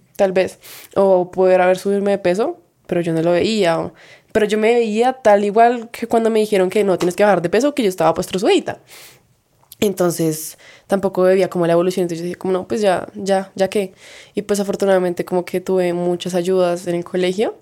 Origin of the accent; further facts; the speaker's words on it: Bogotá, Bogotá Capital District, Colombia; pues Bogotá